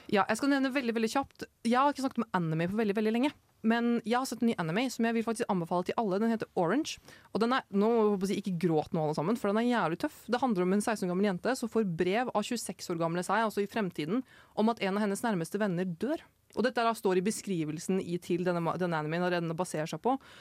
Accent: Oslo, Norway; jeg er fra Oslo sentrum

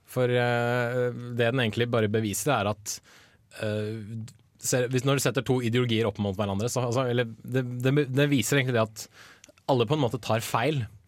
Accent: Bærum, Akershus, Norway; Jeg er fra Bærum

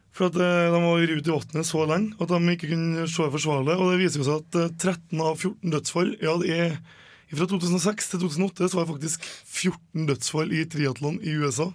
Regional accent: Åsen, Trøndelag, Norway; Jeg er fra Åsen

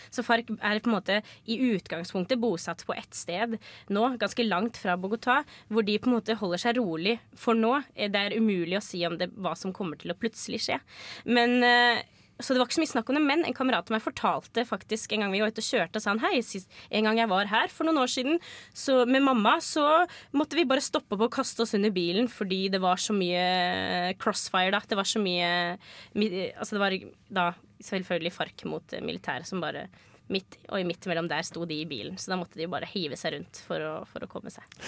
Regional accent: Norway; Jeg er oppvokst rett utenfor Oslo

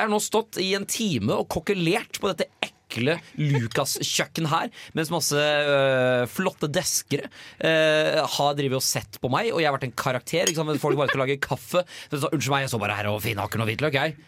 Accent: Nøtterøy, Vestfold, Norway; moved away; hjemme, hjemme på Natterøy

